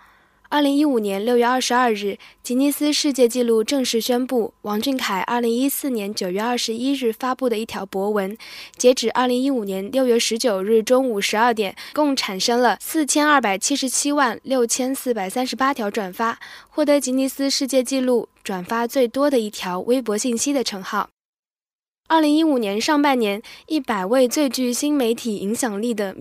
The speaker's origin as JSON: {"language": "Chinese", "area": "Da Zhuhai, likely Anji", "region": "Zhejiang", "country": "China", "tie": "born or raised there", "said": "因为是在我家乡大竹海取景的。"}